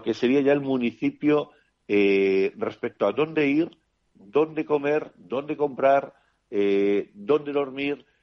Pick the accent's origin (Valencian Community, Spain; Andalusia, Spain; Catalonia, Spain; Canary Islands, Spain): Catalonia, Spain; Barcelona; moved away as an adult; also born or lived in Switzerland / Madrid / Panama / Norway; now in Castiñeiro, Spain; Yo nací en Suiza y hasta los cuatro años estuve allí, luego Barcelona